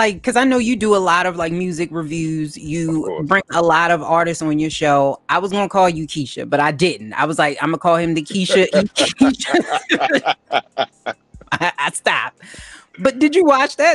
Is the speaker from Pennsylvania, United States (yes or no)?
no; Baltimore, Maryland, United States; I'm from Baltimore